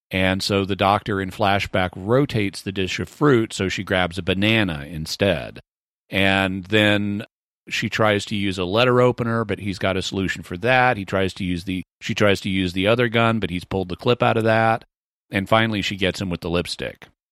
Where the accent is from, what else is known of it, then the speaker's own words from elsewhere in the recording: the South, United States; growing up in the South